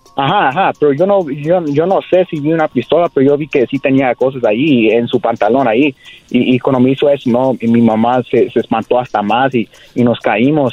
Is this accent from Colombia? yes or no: no; Whittier, California, United States; yo nací aquí en ah, California, Los Ángeles, eh, en, la ciudad de Whittier